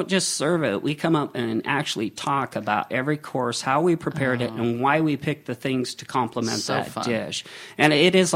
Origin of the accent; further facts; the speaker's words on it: Seattle, Washington, United States; now in Walla Walla, United States; I'm from the Seattle area, so I know, you know, the rain and fog